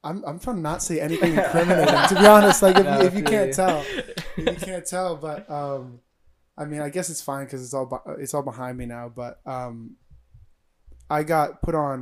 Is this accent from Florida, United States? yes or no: yes; Florida, United States; moved away; I wanted to come back to Florida because I like being like with my family